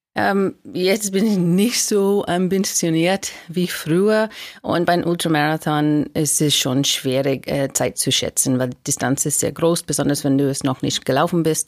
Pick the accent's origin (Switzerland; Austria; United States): United States; German is a second language; now in Germany; ich bin Amerikanerin, ich habe einen Deutscher geheiratet und ich wohne jetzt in Deutschland